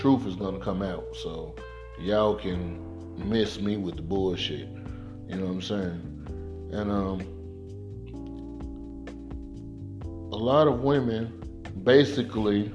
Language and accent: English; Mississippi, United States; moved away as an adult; now in Atlanta, United States; we grew up in Mississippi